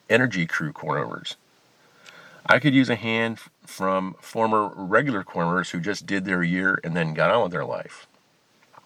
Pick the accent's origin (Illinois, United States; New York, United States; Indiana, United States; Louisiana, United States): Illinois, United States; outside of Chicago; I grew up outside in Illinois, outside of Chicago.